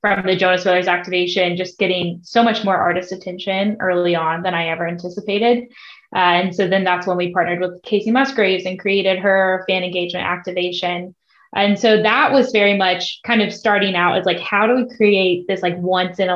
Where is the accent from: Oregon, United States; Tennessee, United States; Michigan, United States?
Tennessee, United States; Nashville; I grew up in Nashville, always surrounded by music